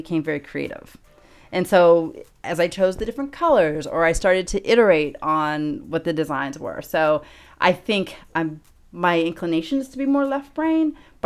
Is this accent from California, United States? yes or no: yes; Los Angeles, California, United States; also born or lived in Chicago; I'm from Los Angeles, but I lived in Chicago for about 5 years.